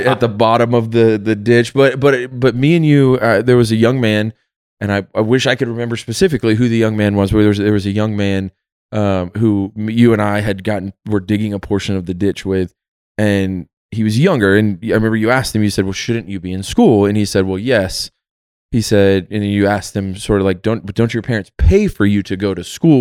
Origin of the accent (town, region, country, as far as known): United States